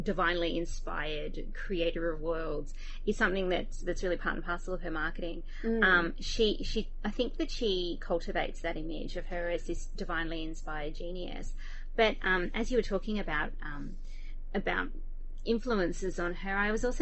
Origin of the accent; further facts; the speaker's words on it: Australia; growing up in Australia, most of us didn't attend boarding schools